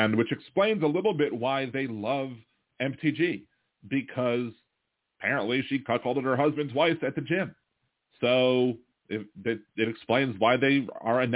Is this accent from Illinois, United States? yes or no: no; Baltimore, Maryland, United States; now in New Orleans, United States; I was raised in Baltimore, so I'm still a Baltimore Orioles fan.